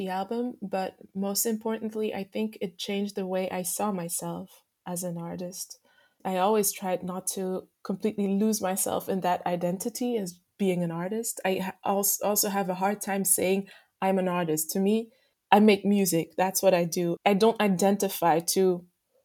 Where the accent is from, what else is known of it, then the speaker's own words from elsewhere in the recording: Belgium; also born or lived in Martinique; I grew up in Belgium.